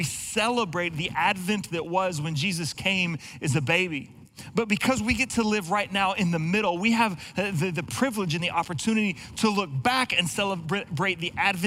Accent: Texas, United States; now in Pacific Northwest, United States; I'm not originally from this area like so many of us, and I grew up in Texas

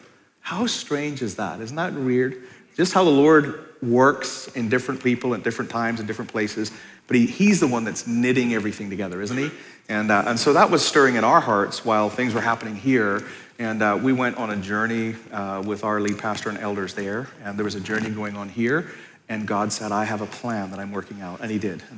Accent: Belfast, Northern Ireland, United Kingdom; moved away as an adult; now in United States; So yeah, so I'm originally from Ireland and moved here 30 years ago, so I sounded a little different back then. So, because I'm from Belfast Lake and up there, you know, talk a little bit like this, you know.

